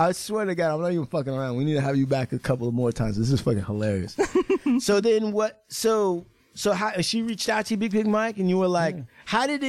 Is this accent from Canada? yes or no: yes; Canada; accent: Canadian; It's my Canadian accent, bro.